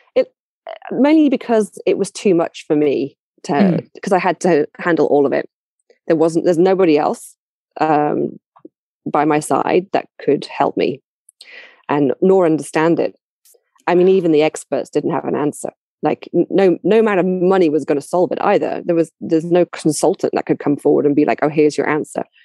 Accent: London, United Kingdom; I'm I'm from London originally, right? So I I, I know my own culture very well

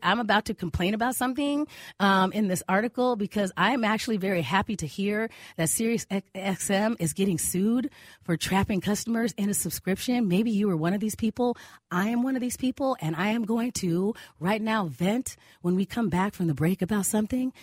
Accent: Arizona, United States; now in Minnesota, United States; in my family, we grew up in Arizona

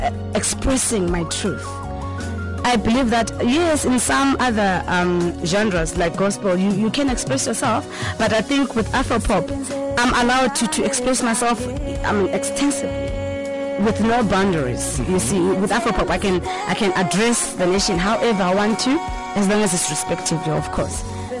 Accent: Zimbabwe; now in South Africa; I was born and raised in Zimbabwe. My mother is Zimbabwe, my father is South African. We were born and raised there.

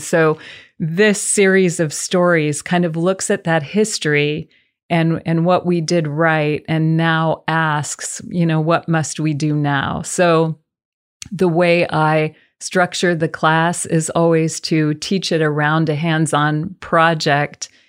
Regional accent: the South, United States; We are from the South

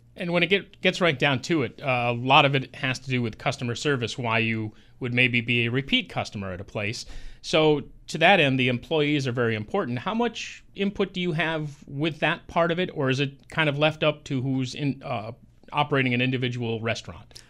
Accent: Medina, New York, United States; in my hometown in Orleans County, Medina, there was one right on the corner, now Rite Aid

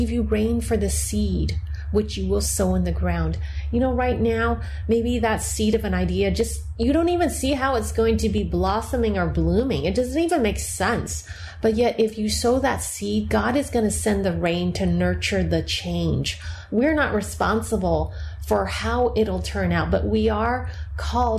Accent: United States; I'm Chinese American

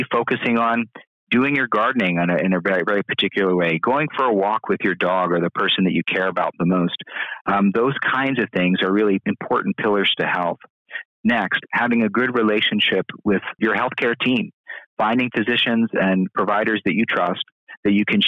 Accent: Bloomsburg, Pennsylvania, United States; I grew up in central Pennsylvania, I grew up in Bloomsburg

